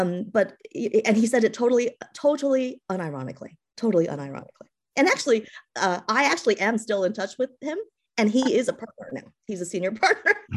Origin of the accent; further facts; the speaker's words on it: East Coast, United States; also born or lived in California / Massachusetts; I was born in California, um, and raised, but raised, uh, on the East Coast